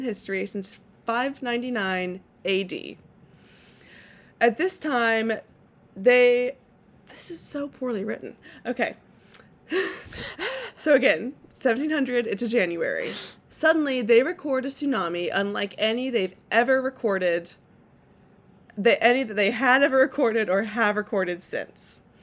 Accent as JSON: {"language": "English", "region": "California", "country": "United States", "moved": "yes", "lives_now": "Portland, United States", "said": "my my home state and the best state in the union, California"}